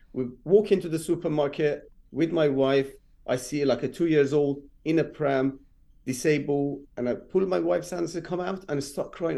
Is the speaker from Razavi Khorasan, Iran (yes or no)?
no; Rasht, Gilan, Iran; English is a second language; moved away as an adult; also born or lived in Tehran, Iran; now in London, United Kingdom; I'm been born and bred in Iran, and I moved to England when I was 23